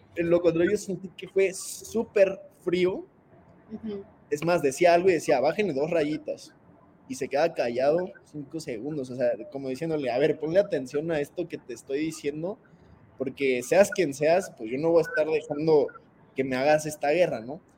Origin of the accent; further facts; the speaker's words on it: Mexico; como mexicanos